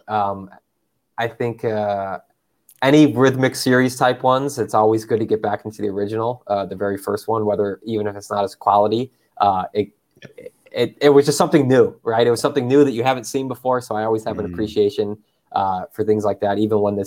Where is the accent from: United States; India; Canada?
United States; Chicago, Illinois; now in Washington, United States; I grew up in Chicago in the Midwest part of the United States